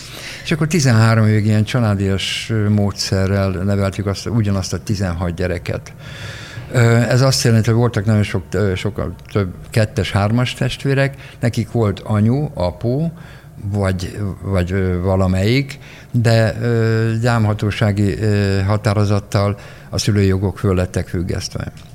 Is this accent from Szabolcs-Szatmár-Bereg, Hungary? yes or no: no; Miskolc, Borsod-Abaúj-Zemplén, Hungary; moved away as an adult; now in Budapest, Hungary; Én Miskolci srác vagyok, én egy nagyon szegény családban éltem